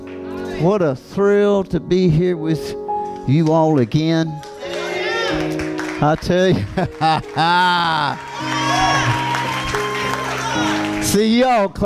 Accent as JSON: {"language": "English", "region": "Kentucky", "country": "United States", "said": "I'm from Kentucky."}